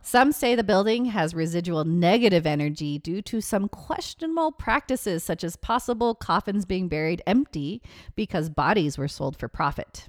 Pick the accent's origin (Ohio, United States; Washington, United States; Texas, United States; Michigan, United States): Washington, United States; Seattle; moved away; my hometown, Seattle, Washington